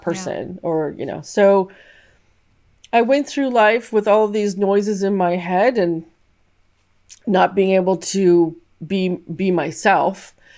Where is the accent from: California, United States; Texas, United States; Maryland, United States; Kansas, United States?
California, United States; I grew up in the States, in California